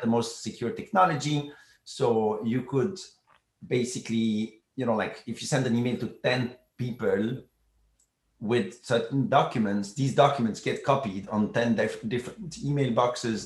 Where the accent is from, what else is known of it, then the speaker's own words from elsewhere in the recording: Brussels, Brussels-Capital Region, Belgium; I'm from Brussels, Belgium originally. I grew up there.